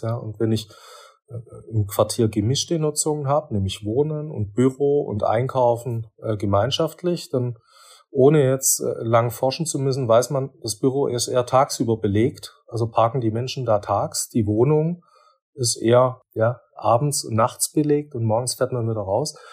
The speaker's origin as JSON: {"language": "German", "area": "Swabia", "region": "Baden-Württemberg", "country": "Germany", "said": "bin ja doch Schwabe"}